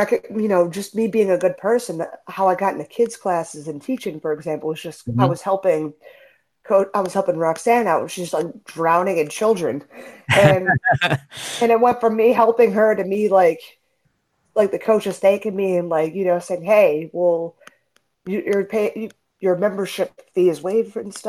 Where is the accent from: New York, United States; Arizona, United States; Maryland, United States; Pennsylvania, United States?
Pennsylvania, United States; Philadelphia; moved away as an adult; now in Las Vegas, United States; I'm originally from Philadelphia. I trained in Philadelphia